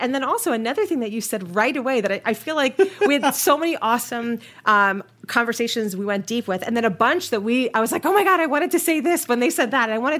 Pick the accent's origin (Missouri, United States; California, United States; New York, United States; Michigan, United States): New York, United States; moved away as an adult; also born or lived in Miami, United States; now in Denver, United States; I live in Denver, Colorado, with my family, but I am a native New Yorker, and you know what they say, you can take the girl out of New York, but you can't take the New York out of the girl.